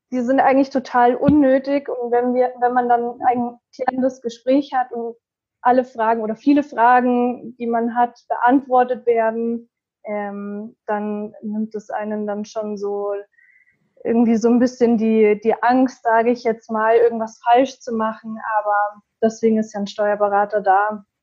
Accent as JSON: {"language": "German", "town": "Munich", "region": "Bavaria", "country": "Germany", "said": "ich bin 26 Jahre alt. Mm, ich komme aus München"}